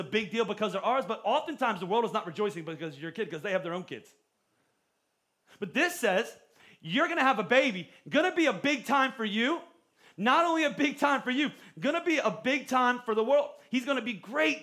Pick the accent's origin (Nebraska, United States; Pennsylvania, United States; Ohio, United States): Pennsylvania, United States; Pottstown; I grew up in Pottstown